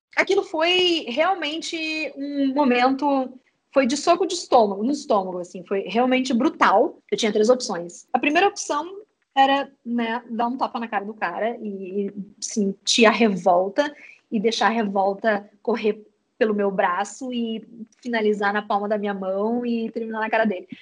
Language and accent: Portuguese; Uruguaiana, Rio Grande do Sul, Brazil; moved away as an adult; also born or lived in New York; now in Porto Alegre, Brazil; eu sou guria do interior, eu sou de Uruguaiana, numa cidadezinha da fronteira oeste aqui do Rio Grande do Sul